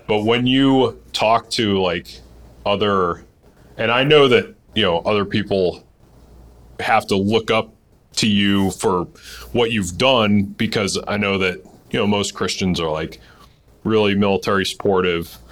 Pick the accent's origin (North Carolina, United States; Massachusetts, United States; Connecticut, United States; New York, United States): Massachusetts, United States; I'm from Massachusetts. Uh, a lot of us grew up Catholic